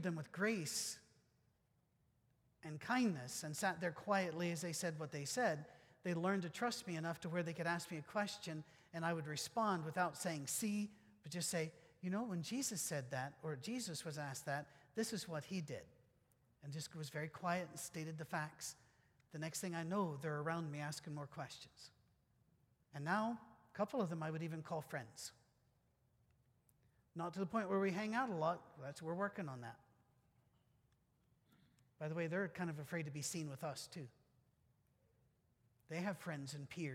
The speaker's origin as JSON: {"language": "English", "region": "Scotland", "country": "United Kingdom", "said": "I'm Scottish"}